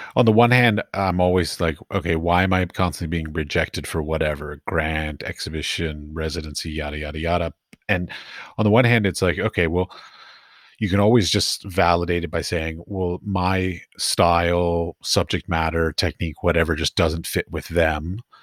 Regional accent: East Coast, United States; moved away as an adult; also born or lived in Iowa / San Francisco / Middle East; now in Europe; I grew up, I grew up on the East Coast

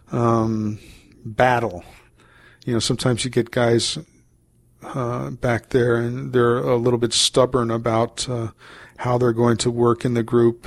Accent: Maryland, United States; moved away; I'm from Maryland, originally, and I have family still down in Maryland

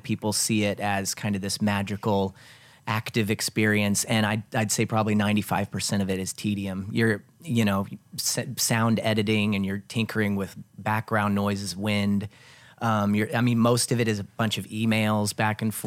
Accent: Evansville, Indiana, United States; moved away as an adult; now in Los Angeles, United States; I'm from Evansville, Indiana, originally, and I currently live in Los Angeles. I moved out there in 2009 to attend the graduate film program at USC.

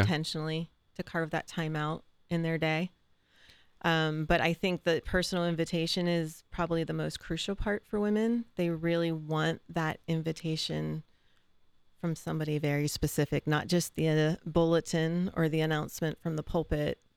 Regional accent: Mingo Junction, Ohio, United States; moved away as an adult; also born or lived in Cleveland, Ohio; now in Columbus, United States; I grew up in Eastern Ohio in Mingo Junction, for anybody who's been out that way, by Steubenville

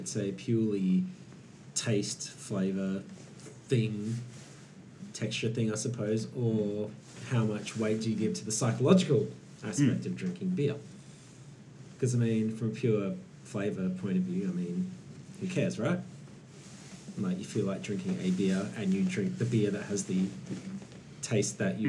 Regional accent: Perth, Western Australia, Australia; moved away; I wish I was in my hometown right now

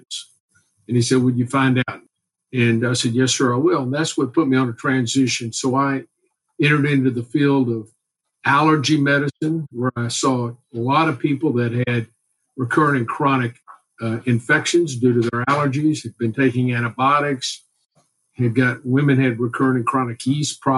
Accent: Houston, Texas, United States; I grew up here in Houston, went to the University of Texas, and then came back to Houston

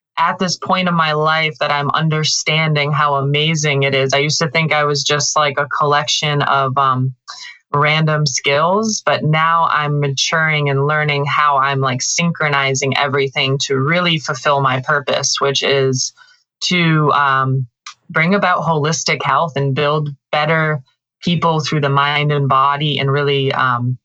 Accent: Western Massachusetts, United States; moved away; I grew up in the countryside of Western Massachusetts. Very rural, little town

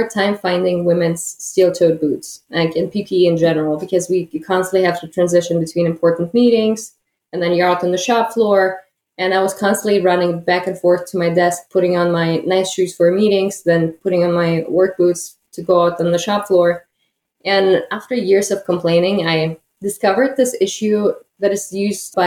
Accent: Germany; moved away as an adult; also born or lived in Kazakhstan; now in Detroit, United States; I was born in Kazakhstan and lived there until the age of 10, went to school in Kazakhstan. And then because my dad had German roots, my family decided to move to Germany. So I spent the most part of my life in Germany.

